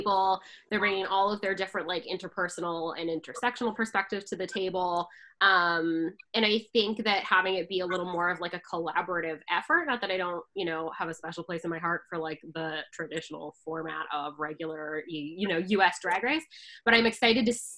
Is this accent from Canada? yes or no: yes; Canada; I'm Canadian